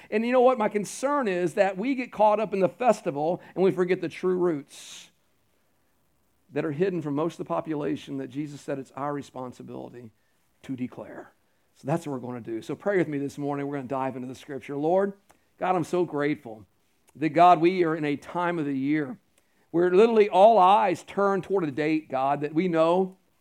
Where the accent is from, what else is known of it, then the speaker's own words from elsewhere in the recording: Houston, Texas, United States; now in Carolina, United States; I grew up around the Houston area